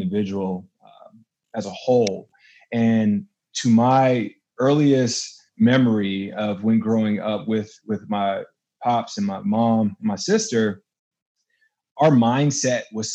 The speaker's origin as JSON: {"language": "English", "town": "Fayetteville", "region": "North Carolina", "country": "United States", "moved": "yes", "said": "I'm from Fayetteville, North Carolina originally. Love Carolina, Southern boy for sure"}